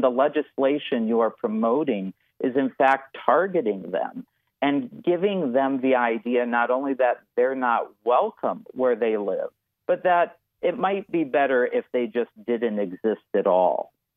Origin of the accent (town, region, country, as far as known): North Dakota, United States; born or raised there